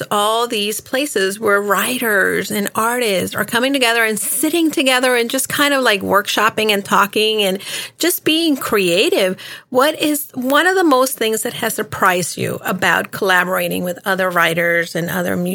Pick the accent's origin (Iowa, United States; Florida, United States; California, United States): Florida, United States; Miami; also born or lived in New York; now in Washington, United States; city girl, you know, between Miami and New York and now in DC.